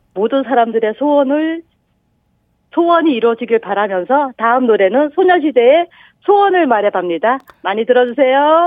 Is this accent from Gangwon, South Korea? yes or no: yes; Gangneung, Gangwon, South Korea; 여기서 나고 자라서 계속 쭉 살았는데